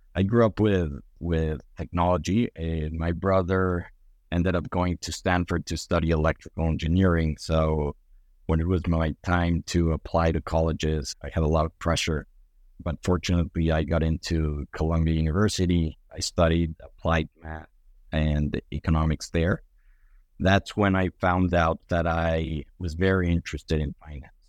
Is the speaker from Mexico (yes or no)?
yes; Mexico City, Mexico; moved away as an adult; I grew up in, in Mexico City